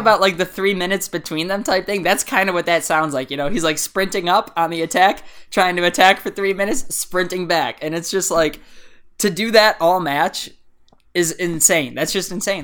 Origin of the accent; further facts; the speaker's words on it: United States; as an American